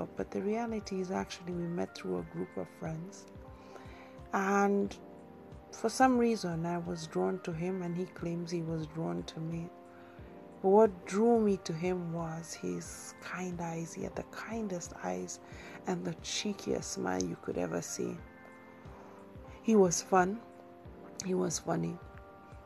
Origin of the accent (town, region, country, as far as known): Kenya; moved away as an adult; also born or lived in England